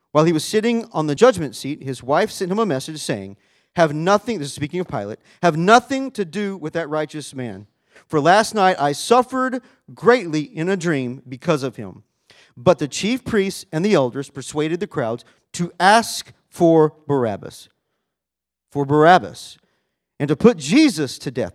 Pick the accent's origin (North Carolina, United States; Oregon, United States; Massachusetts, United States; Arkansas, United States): Arkansas, United States; I grew up in Arkansas